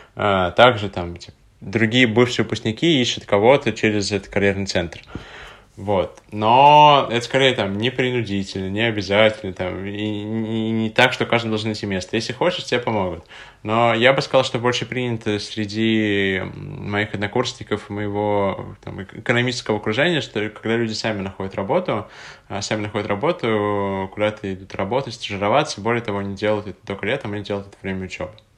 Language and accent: Russian; Tatarstan, Russia; now in Moscow, Russia; откуда я родом, в Республику Татарстан